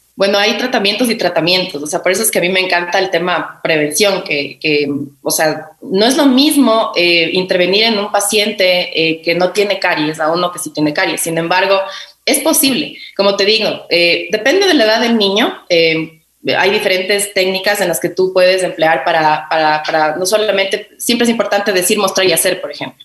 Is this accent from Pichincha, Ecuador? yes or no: yes; Quito, Pichincha, Ecuador; yo soy de aquí de Quito